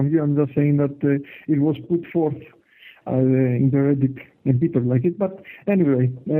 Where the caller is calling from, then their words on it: Germany; I'm calling from Germany.